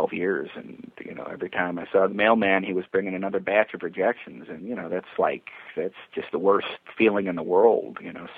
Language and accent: English; Chicago, Illinois, United States; I'm from Chicago, a big TV town